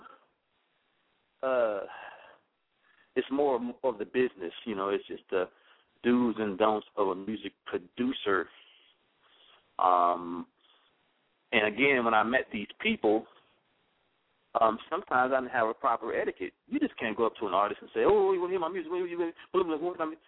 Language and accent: English; Los Angeles, California, United States; I'm a little black kid growing up in South Central LA.